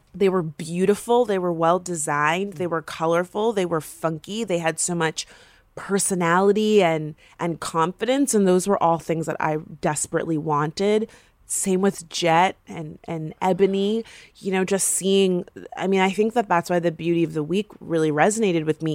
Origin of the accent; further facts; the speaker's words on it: Florida, United States; I'm from Florida